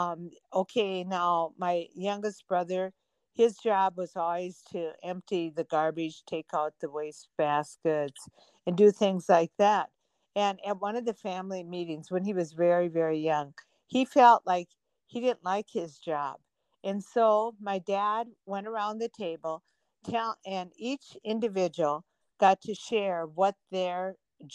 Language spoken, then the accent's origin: English; Minnesota, United States; we're from Minnesota